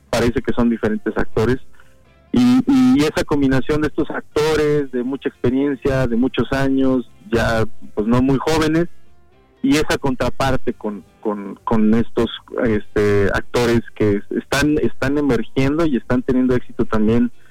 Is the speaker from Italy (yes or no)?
no; Mexico; por así que valga la redundancia como mexicanos, entonces entendemos ese mundo